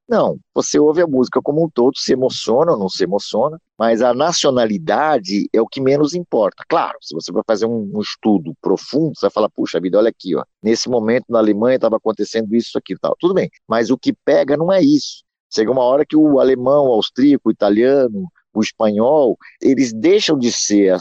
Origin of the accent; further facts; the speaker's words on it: Brazil; nossa experiência como brasileiros